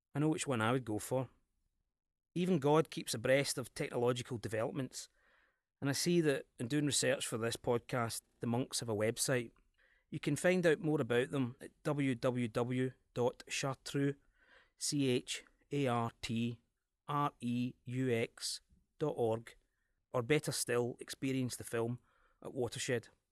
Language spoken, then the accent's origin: English; Scotland, United Kingdom; accent: Scottish